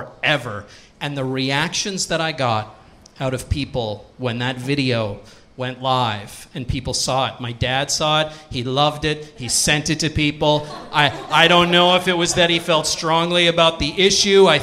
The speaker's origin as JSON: {"language": "English", "area": "Cape Breton Island", "region": "Nova Scotia", "country": "Canada", "tie": "born or raised there", "said": "I grew up in Cape Breton Island"}